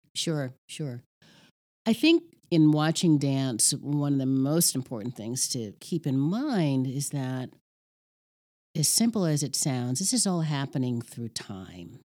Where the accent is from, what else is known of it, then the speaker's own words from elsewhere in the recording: New York City, New York, United States; moved away as an adult; now in Ohio, United States; Growing up in Red Hook, Red Hook Projects